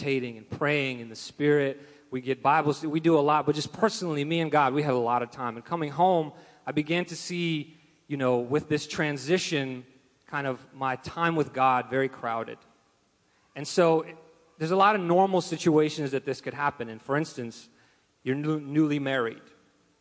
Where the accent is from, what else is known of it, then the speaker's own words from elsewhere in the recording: Russia; moved away; I'm from Russia